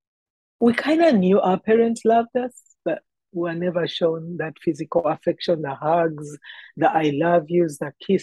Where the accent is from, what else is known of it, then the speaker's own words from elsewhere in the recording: Uganda; moved away as an adult; now in Canada; I am a girl who was born and raised in Uganda, in East Africa